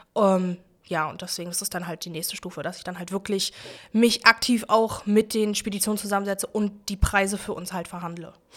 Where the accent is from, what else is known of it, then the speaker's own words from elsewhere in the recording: Berlin, Germany; Ich bin in Berlin-Neukölln geboren, im alten Neuköllner Krankenhaus, genau. Ähm, bin auch im, also am Rand von Neukölln aufgewachsen, in Buko